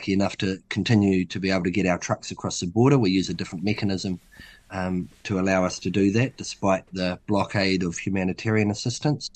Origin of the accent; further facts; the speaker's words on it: Hawke's Bay, New Zealand; also born or lived in Auckland; I'm from Hawke's Bay